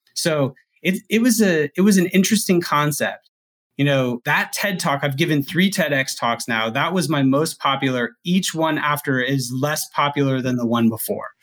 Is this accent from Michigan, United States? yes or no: no; Huntsville, Alabama, United States; my hometown minor league team is the Rocket City Trash Pandas